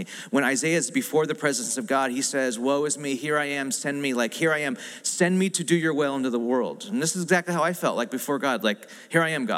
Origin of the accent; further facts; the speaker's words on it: United States; I'm American